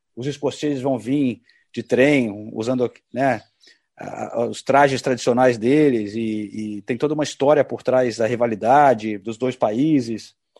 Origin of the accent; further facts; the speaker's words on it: Brazil; moved away as an adult; now in London, United Kingdom; já estou há muito tempo longe do Brasil, né? Mais de 30 anos